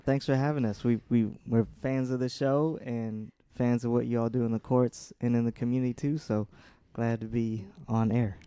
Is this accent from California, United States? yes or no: yes; San Jose, California, United States; also born or lived in Milwaukee / Detroit; came here when I was, like, a young kid.